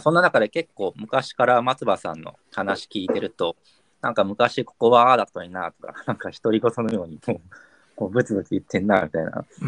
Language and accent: Japanese; Kyushu, Japan; now in Tokyo, Japan; 九州出身